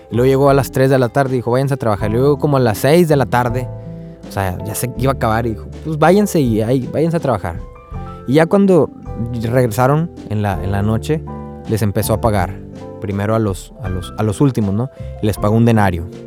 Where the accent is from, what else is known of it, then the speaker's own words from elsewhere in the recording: Río Bravo, Tamaulipas, Mexico; now in Corpus Christi, United States; yo soy de Río Bravo, Tamaulipas, pero ahorita estoy viviendo en Texas, en Corpus Christi